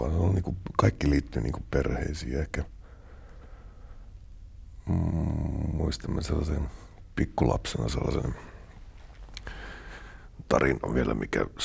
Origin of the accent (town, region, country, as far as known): Ähtäri, South Ostrobothnia, Finland; born or raised there; moved away as an adult